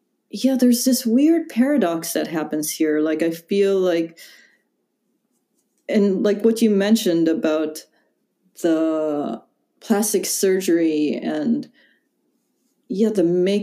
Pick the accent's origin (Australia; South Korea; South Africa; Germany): South Korea; Daegu; born there; Yeah, I was born in Taegu, and then I was adopted.